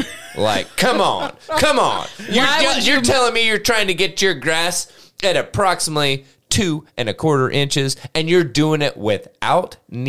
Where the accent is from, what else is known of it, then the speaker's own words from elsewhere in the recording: Grainger County, Tennessee, United States; moved away; also born or lived in West Knoxville, Tennessee; I'm from Granger County.